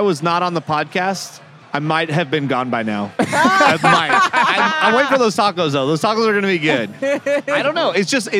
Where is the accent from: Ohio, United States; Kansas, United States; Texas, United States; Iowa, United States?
Kansas, United States; Topeka; I do know my hometown is Topeka.